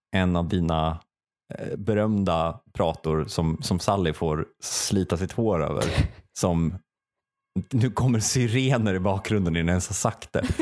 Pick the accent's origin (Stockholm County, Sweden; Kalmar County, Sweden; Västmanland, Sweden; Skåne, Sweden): Stockholm County, Sweden; Stockholm; Jag är från Stockholm, puss och kram.